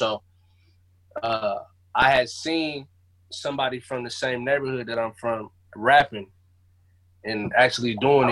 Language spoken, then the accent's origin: English; Seattle, Washington, United States; The Central District, man, the most gentrified place in Seattle right now